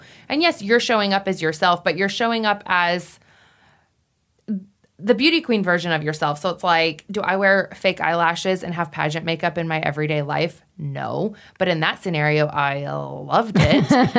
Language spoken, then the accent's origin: English; Wyoming, United States; The Miss Wyoming pageant was held in my hometown.